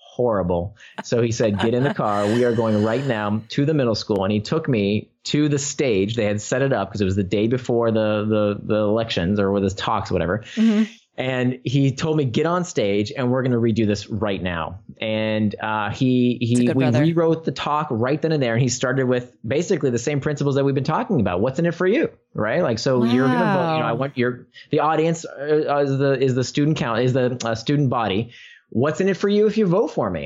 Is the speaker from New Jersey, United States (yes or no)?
no; Orlando, Florida, United States; I was a very chubby kid growing up in Orlando